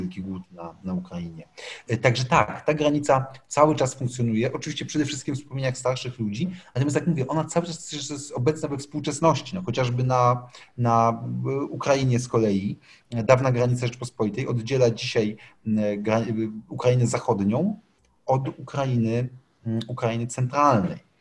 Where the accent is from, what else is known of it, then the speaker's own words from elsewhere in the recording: Łódź, Łódź Voivodeship, Poland; Ja jestem sam łodzianinem, więc człowiekiem takim właśnie z kongresówki